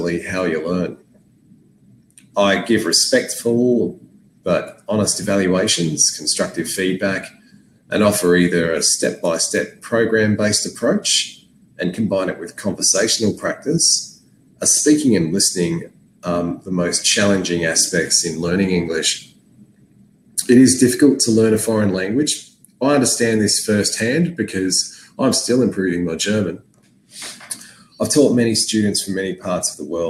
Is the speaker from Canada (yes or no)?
no; Australia; I'm from Australia